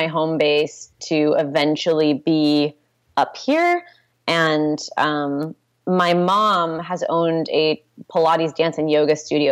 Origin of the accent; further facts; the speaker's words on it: Santa Rosa, California, United States; also born or lived in Portland, Oregon / San Jose, California; I grew up here. I grew up in Santa Rosa